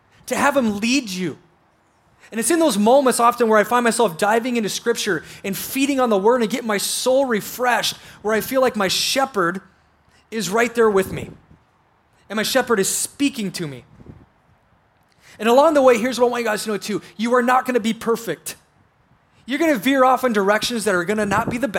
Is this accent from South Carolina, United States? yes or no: no; South Dakota, United States; I grew up in South Dakota